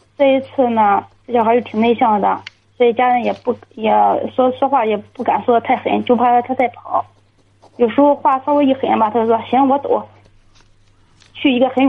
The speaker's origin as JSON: {"language": "Chinese", "town": "Jining", "region": "Shandong", "country": "China", "said": "济宁的。"}